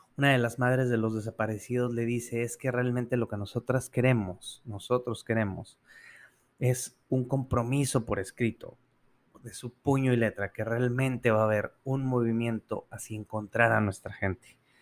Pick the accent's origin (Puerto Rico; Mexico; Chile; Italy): Mexico; como mexicanos